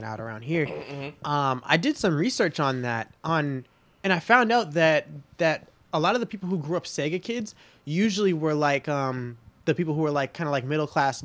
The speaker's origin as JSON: {"language": "English", "town": "Boston", "region": "Massachusetts", "country": "United States", "moved": "as an adult", "lives_now": "Fort Worth, United States", "said": "I'm from Boston originally, but about 3 years ago, I moved to Fort Worth, Texas."}